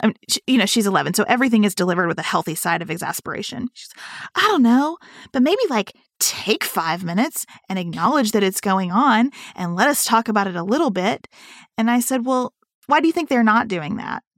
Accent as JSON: {"language": "English", "country": "United States", "said": "as an American citizen"}